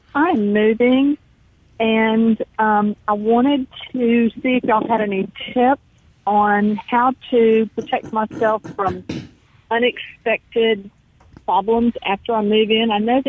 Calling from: Pascagoula, Mississippi, United States

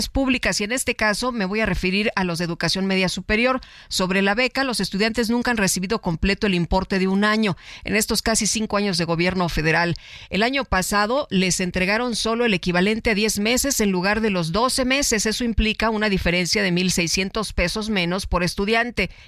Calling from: State of Mexico, Mexico; del Estado de México.

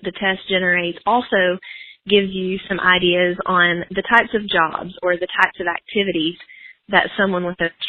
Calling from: Augusta, Georgia, United States; I'm calling from Augusta, Georgia.

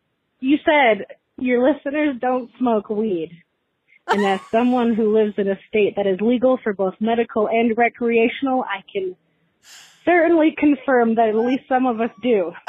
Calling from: Michigan, United States; calling from Michigan.

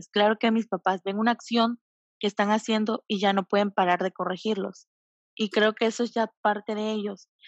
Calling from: Tabasco, Mexico; De Tabasco.

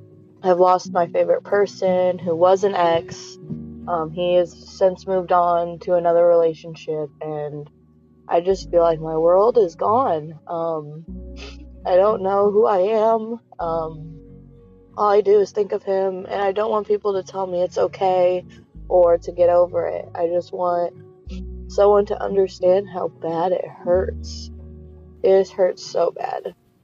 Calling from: Fort Wayne, Indiana, United States; I'm 25 years old, and I'm calling from Fort Wayne, Indiana.

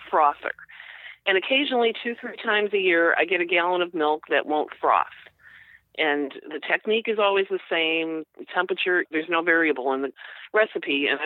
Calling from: Norridge, Illinois, United States; Norridge, Illinois, Chicago.

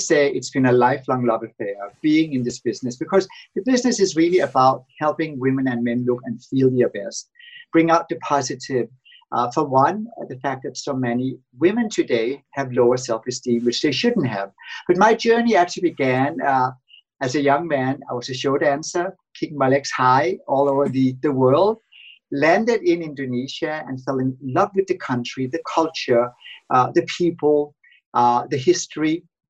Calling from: Los Angeles, California, United States; I'm calling from La La Land, actually Los Angeles.

